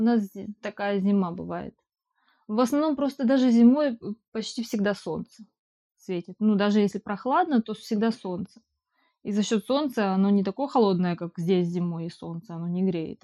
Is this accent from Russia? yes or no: no; Ukraine; moved away